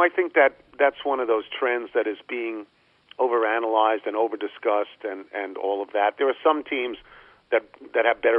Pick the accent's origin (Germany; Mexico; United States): United States; New York; when I got here 40 years ago, and I came from New York, in New York there's two of everything.